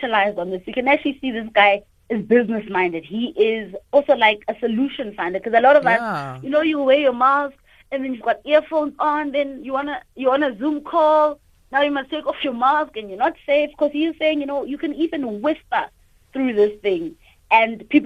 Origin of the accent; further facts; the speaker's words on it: South Africa; I'm from South Africa, Mandela's country